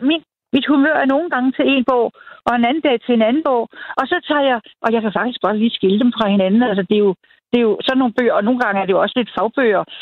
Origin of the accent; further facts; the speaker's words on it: Birkerød, Capital Region of Denmark, Denmark; jeg voksede op ude i Birkerød, Nordsjælland.